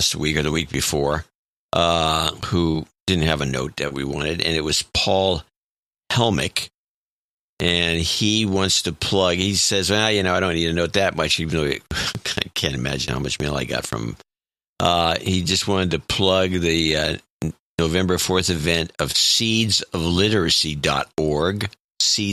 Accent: California, United States; I'm from California and I can pronounce Tulare

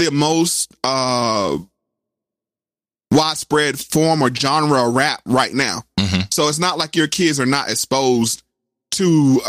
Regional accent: the South, United States; because I'm from the South. So we didn't really have the project buildings like in New York and those things.

